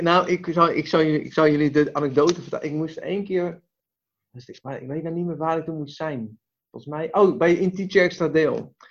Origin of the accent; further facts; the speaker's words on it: Westland, South Holland, Netherlands; ik kom uit het Westland